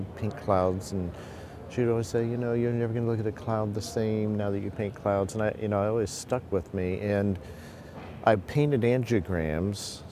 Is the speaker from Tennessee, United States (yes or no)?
no; Stilwell, Oklahoma, United States; I was born in Oklahoma and spent a lot of my early years in a town that was recently highlighted in the Washington Post, Stillwell, Oklahoma.